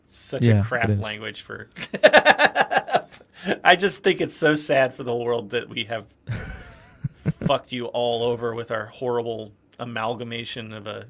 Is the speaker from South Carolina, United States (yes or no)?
yes; South Carolina, United States; in my home state, South Carolina